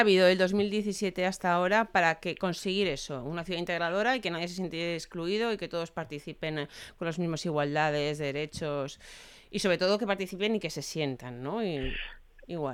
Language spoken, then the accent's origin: Spanish; Valencia, Valencian Community, Spain; yo soy de Valencia